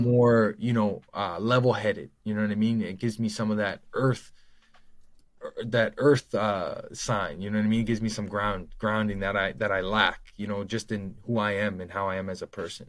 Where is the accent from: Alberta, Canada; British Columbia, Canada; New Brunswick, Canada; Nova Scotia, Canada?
Nova Scotia, Canada; born or raised there